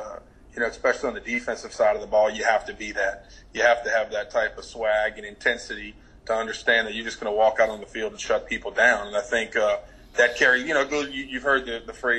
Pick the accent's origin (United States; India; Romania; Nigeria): United States; New Orleans, Louisiana; to be in my hometown